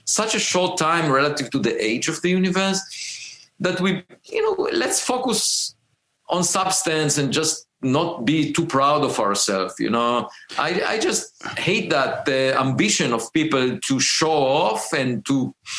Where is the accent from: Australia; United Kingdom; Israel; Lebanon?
Israel; moved away as an adult; also born or lived in Princeton; now in United States; I grew up in Israel